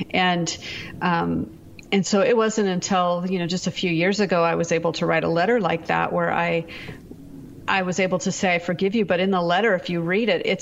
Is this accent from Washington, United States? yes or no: yes; Seattle, Washington, United States; We're actually from the Seattle area, but we were in Texas.